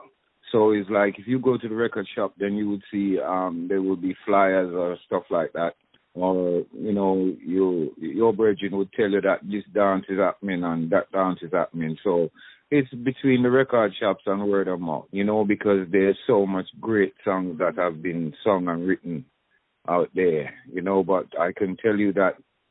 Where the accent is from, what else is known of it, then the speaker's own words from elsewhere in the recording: London, United Kingdom; also born or lived in Jamaica; leaving Jamaica, arriving in England, I grew up in Northwest 10 London, Willesden, you know, in that area